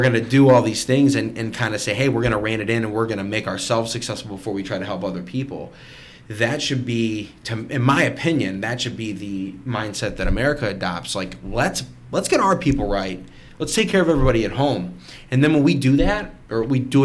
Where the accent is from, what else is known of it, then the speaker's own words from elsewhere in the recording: United States; we're all American